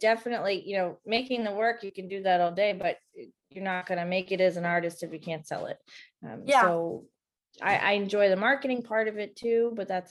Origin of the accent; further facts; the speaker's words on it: Dighton, Massachusetts, United States; I grew up in Dighton, Mass.